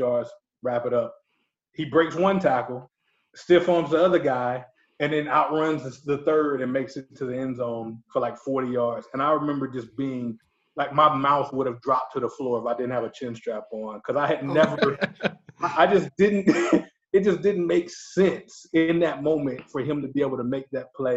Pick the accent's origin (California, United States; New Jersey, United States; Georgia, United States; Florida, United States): Georgia, United States; LaGrange; all my friends that I grew up with in LaGrange love Auburn for some reason, even though we live in Georgia.